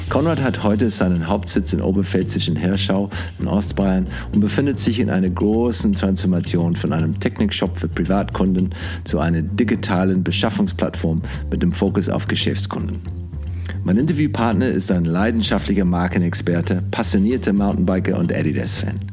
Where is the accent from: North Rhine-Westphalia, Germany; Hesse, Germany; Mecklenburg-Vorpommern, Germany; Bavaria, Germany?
Bavaria, Germany; Nuremberg; also born or lived in Munich / New York; now in Herzogenaurach, Germany; ich bin tatsächlich in Nürnberg geboren